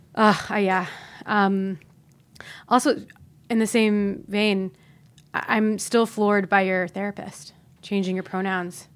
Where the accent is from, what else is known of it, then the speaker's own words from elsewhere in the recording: Ohio, United States; I grew up in Ohio